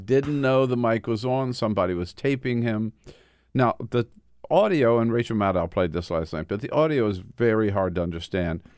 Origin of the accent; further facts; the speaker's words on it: California, United States; as a Californian, former chair of the California Democratic Party